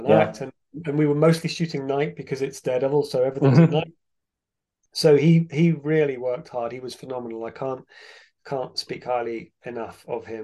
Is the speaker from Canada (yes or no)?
no; England, United Kingdom; I'm from England, it never gets hot.